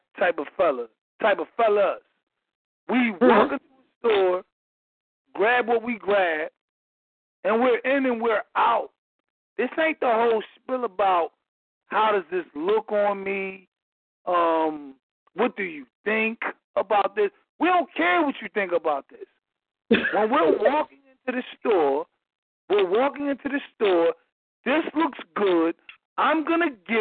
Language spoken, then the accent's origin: English; Philadelphia, Pennsylvania, United States; moved away as an adult; now in Atlanta, United States; I'm from Philadelphia, recently migrated to Atlanta